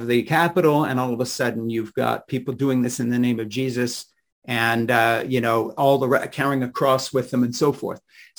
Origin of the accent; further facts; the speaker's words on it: Switzerland; I was raised in Switzerland by evangelical missionary parents, Francis and Edith Schaefer